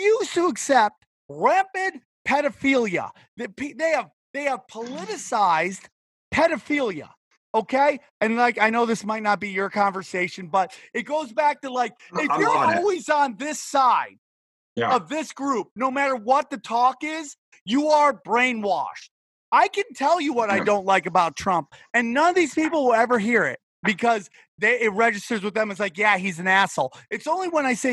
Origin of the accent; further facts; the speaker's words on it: United States; I love being an American